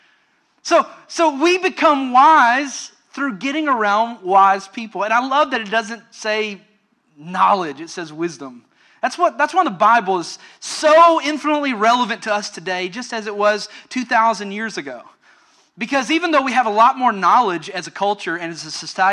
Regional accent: Western Kentucky, United States; moved away as an adult; also born or lived in Orlando, Florida; I grew up in Western Kentucky and lived out in the country

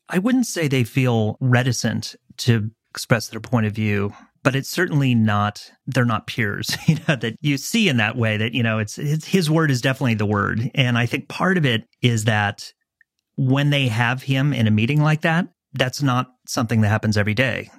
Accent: Los Angeles, California, United States; moved away as an adult; I grew up a kid in Southern California, an L A kid, who went back east to go to school

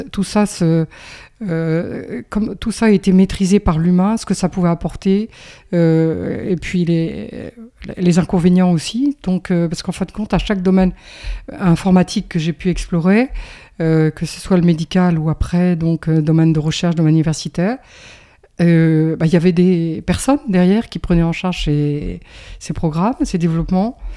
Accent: Roubaix, Hauts-de-France, France; born there; je suis né à Roubaix. Et, puis, ma foi, j'ai pas mal bougé en France, un petit peu à l'étranger.

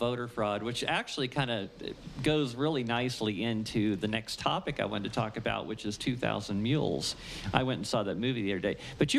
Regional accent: Ohio, United States; also born or lived in Florida; now in New Mexico, United States; I grew up in Ohio

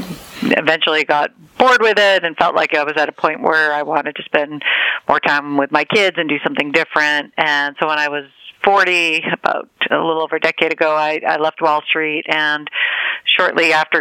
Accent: United States; because I'm Jewish American and was raised with knowledge about the Holocaust.

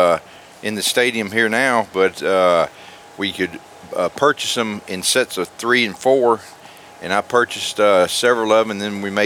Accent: Middle Tennessee, United States; moved away; I'm not from here. I'm from Middle Tennessee.

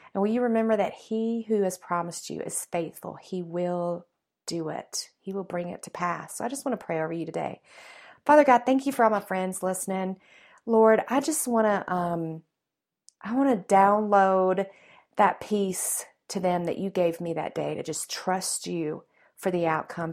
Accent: the South, United States; accent: Southern; my Southern roots. I was raised in the South

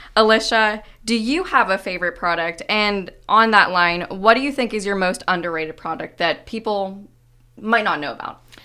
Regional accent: Johnstown, Pennsylvania, United States; moved away; I'm from Johnstown originally

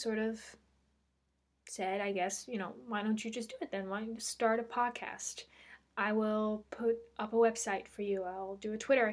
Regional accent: Netherlands; English is a second language; English isn't my first language. I am Dutch. I'm from Holland.

